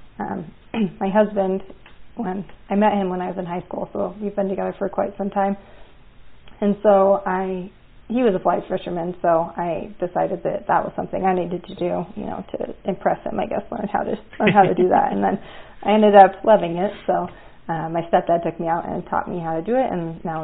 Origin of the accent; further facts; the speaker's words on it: Cody, Wyoming, United States; I grew up in Cody, Wyoming.